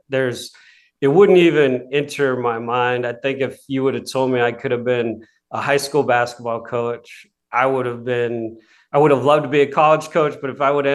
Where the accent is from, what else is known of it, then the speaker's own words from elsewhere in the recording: Seattle, Washington, United States; moved away; I came from Seattle. I was the smallest, scrawniest kid trying to play basketball